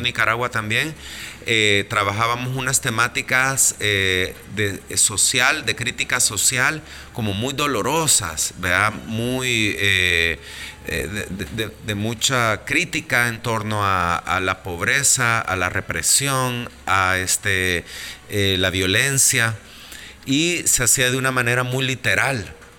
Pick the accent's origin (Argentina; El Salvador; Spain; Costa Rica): El Salvador; also born or lived in Mexico; vengo del Salvador